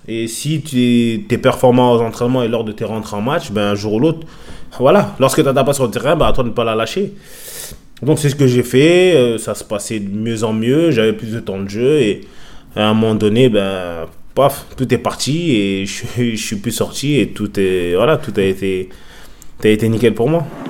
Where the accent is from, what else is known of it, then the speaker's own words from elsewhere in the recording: France; moved away as an adult; also born or lived in England; je suis français